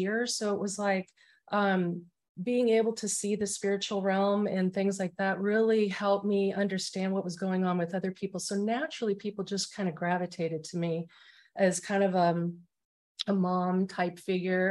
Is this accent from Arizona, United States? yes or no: yes; Arizona, United States; moved away as an adult; now in San Antonio, United States; I'm originally from Arizona and I lived there for 47 years. And I'm in Texas, San Antonio.